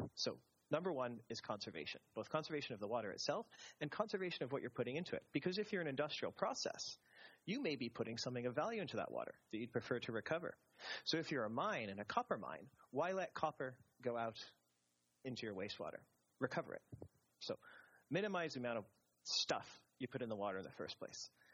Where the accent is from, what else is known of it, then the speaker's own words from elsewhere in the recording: Canada; me being Canadian